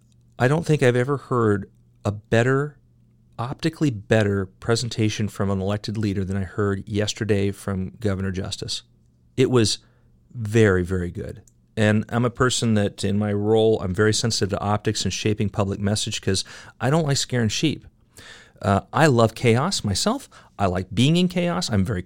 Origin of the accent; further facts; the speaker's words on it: California, United States; now in Ohio, United States; And I am a Southeast Ohioan now. I was raised a redneck in Northern California.